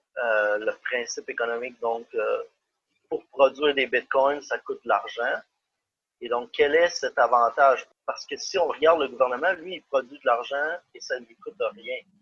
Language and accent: French; Canada; moved away; je suis canadien. J'habitais au Canada à ce moment